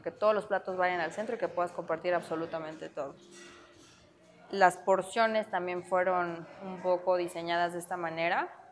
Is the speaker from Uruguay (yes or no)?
no; Mexico